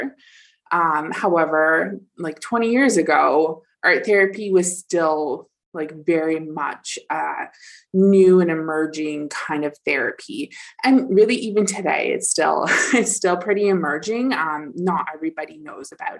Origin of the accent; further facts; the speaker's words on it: Dufferin County, Ontario, Canada; I came back to Dufferin County